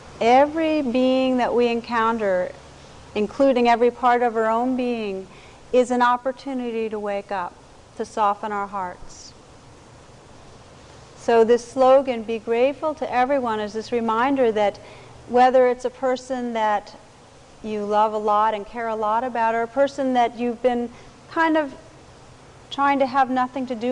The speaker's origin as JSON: {"language": "English", "town": "Montclair", "region": "New Jersey", "country": "United States", "tie": "born or raised there", "said": "Montclair, New Jersey, which is my hometown"}